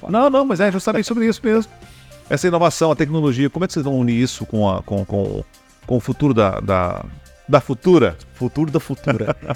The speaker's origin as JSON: {"language": "Portuguese", "town": "Rio Verde", "region": "Goiás", "country": "Brazil", "said": "sou de Rio Verde."}